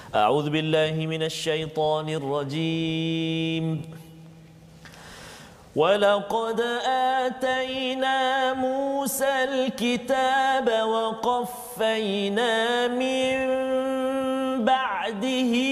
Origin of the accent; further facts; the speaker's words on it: Perak, Malaysia; sadah tu kalau tidak kalau saya orang Perak cakap